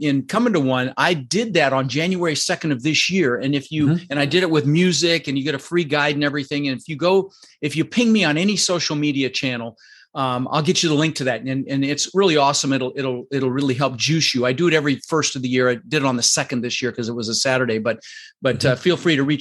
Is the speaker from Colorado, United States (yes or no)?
yes; Denver, Colorado, United States; also born or lived in Netherlands; And we ended up in Denver, Colorado